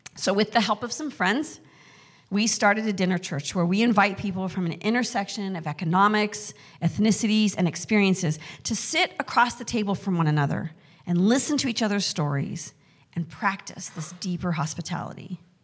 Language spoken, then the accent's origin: English; Mountain West, United States; moved away; also born or lived in Excelsior Springs, Missouri / Casper, Wyoming; I grew up in the Mountain West